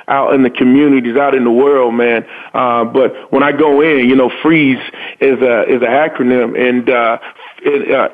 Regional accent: North Carolina, United States; born and raised in North Carolina.

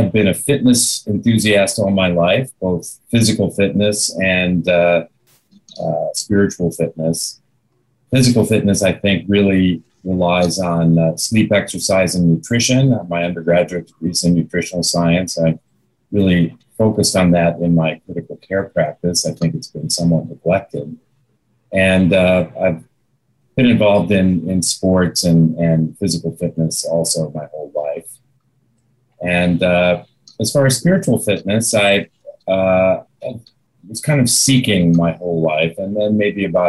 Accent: Chicago, Illinois, United States; moved away; I'm from the Chicago area

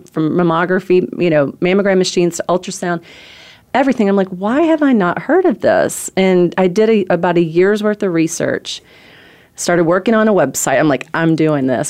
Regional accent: Corbin, Kentucky, United States; moved away as an adult; also born or lived in California / Myrtle Beach; I'm from Corbin, Kentucky. It's a town of seven thousand people

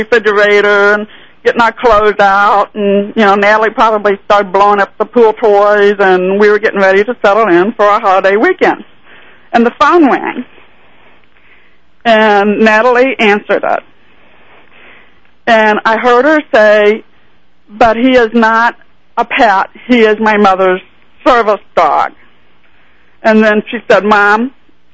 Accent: Overland Park, Kansas, United States; my hometown, which is in Overland Park, Kansas

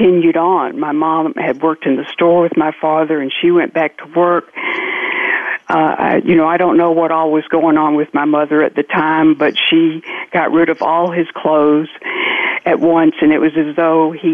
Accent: Georgia, United States; accent: double accent; now in New Orleans, United States; From New Orleans. I'm originally from Georgia, so I have a double accent.

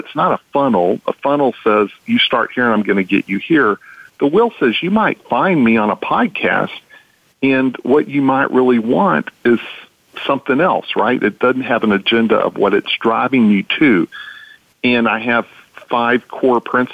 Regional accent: Texas, United States; I'm from Texas

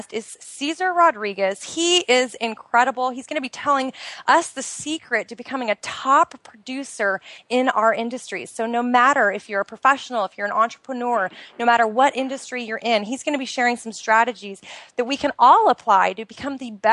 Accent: outside of Portland, Oregon, United States; moved away as an adult; now in Bahrain; I am originally from the United States. I grew up outside of Portland, Oregon, which is in the Pacific Northwest of the United States.

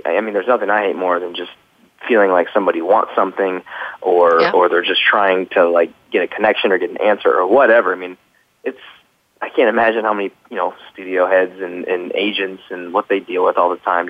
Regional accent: Midwest, United States; moved away as an adult; now in Los Angeles, United States; I'm from the Midwest. Sometimes instead of saying going to, we say gonna.

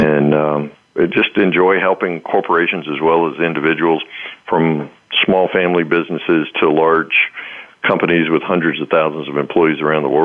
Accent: the South, United States; I'm from the South

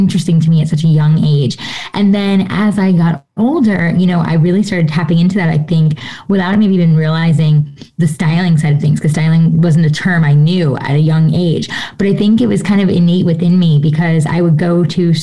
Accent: New York, United States; I was born and raised in New York, right outside of New York City.

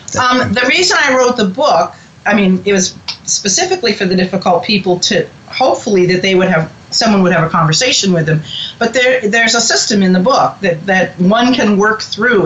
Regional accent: Boston, Massachusetts, United States; now in Cincinnati, United States; I grew up in New England, in Boston

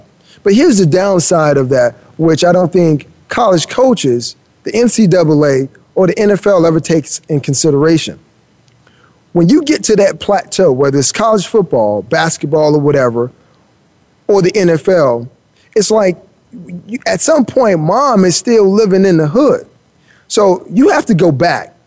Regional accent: Miami, Florida, United States; I grew up in Miami, right? And I grew up in the rough part of Miami, and I've seen a lot

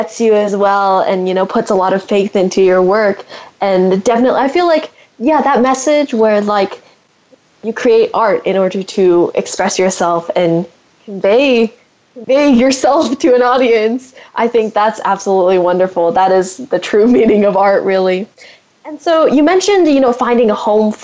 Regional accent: San Francisco Bay Area, California, United States; I'm from the San Francisco Bay Area as well

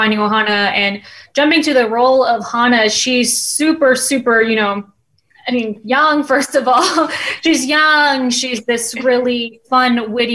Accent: Maui, Hawaii, United States; I was born and raised on Maui. I was a Hawaiian girl

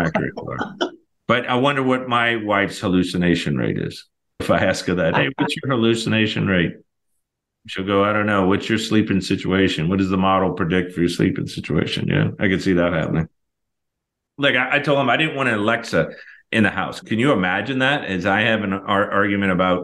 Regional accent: New Orleans, Louisiana, United States; I'm from New Orleans.

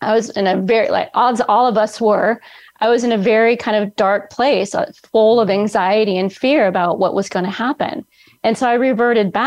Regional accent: Bay Area, California, United States; now in Central California, United States; I'm in Central California, born and raised in the Bay Area

